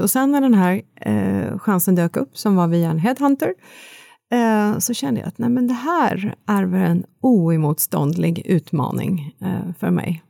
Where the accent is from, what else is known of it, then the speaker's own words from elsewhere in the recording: Kristinehamn, Värmland, Sweden; född och uppvuxen i Värmland